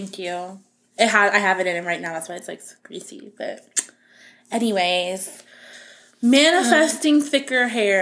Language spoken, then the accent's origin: English; Florida, United States; I grew up in Florida